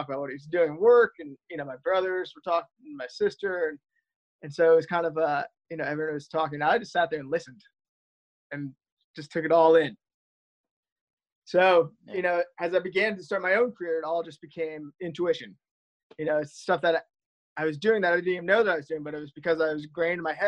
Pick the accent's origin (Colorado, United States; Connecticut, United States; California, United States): Connecticut, United States; I grew up in Connecticut